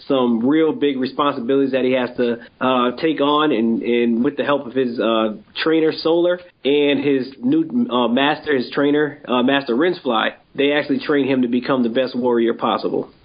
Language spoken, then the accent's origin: English; Springfield, Massachusetts, United States; I grew up in Springfield, Massachusetts, born and raised here.